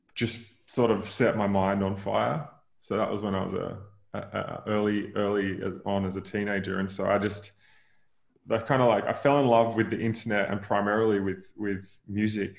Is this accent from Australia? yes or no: yes; near Noosa, Queensland, Australia; So I grew up in Queensland, like 45 minutes outside of Noosa in the in the hinterland